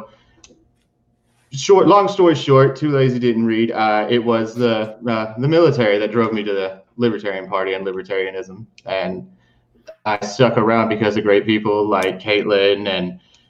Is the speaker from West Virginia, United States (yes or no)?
yes; West Virginia, United States; also born or lived in Appalachia; I'm from Appalachia. I was born in West Virginia.